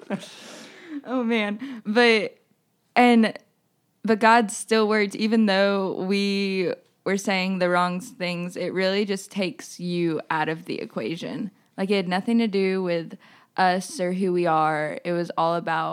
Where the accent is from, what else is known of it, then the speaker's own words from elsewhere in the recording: Greenville, South Carolina, United States; I'm from Greenville, South Carolina